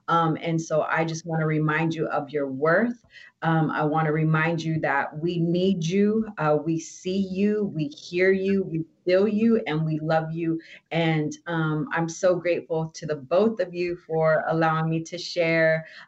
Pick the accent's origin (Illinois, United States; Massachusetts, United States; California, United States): California, United States; Oxnard; Like, I've never grew up in a black and white town. I grew up in Oxnard. We were everything, right?